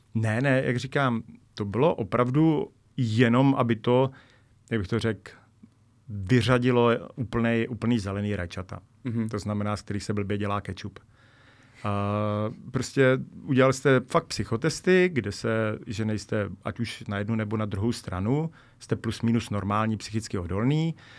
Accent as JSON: {"language": "Czech", "region": "Bohemia", "country": "Czechia", "said": "jsem z Čech"}